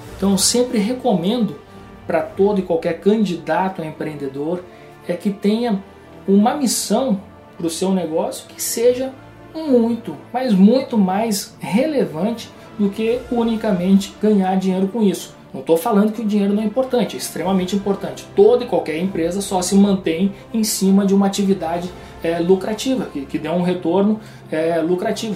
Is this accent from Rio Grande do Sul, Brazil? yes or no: yes; Rio Grande do Sul, Brazil; moved away; also born or lived in João Pessoa / Porto Alegre